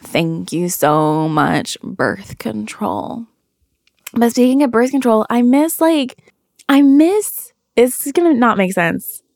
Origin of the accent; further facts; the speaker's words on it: the South, United States; moved away as an adult; now in New York, United States; I'm from the South.